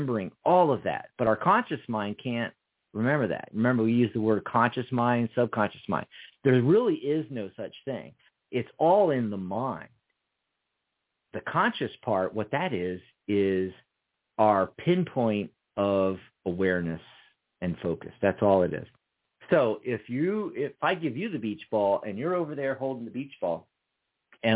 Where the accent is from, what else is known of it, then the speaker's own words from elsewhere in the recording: Montgomeryville, Pennsylvania, United States; also born or lived in Philadelphia; I mostly grew up north of Philly, about 45 minutes north up the Reading Railroad to Montgomeryville, Montgomery County, Horsham.